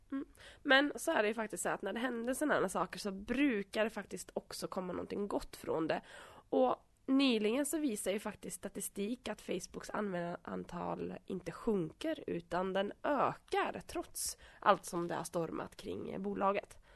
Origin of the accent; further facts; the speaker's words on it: Åland, Åland Islands; now in Vimmerby, Sweden; jag kommer från Finland. Jag är tvåspråkig och uppvuxen på Åland